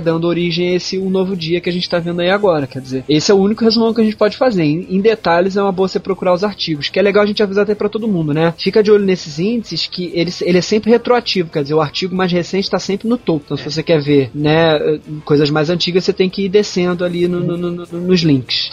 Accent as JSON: {"language": "Portuguese", "region": "Rio de Janeiro", "country": "Brazil", "tie": "born or raised there", "said": "eu sou do Rio de Janeiro"}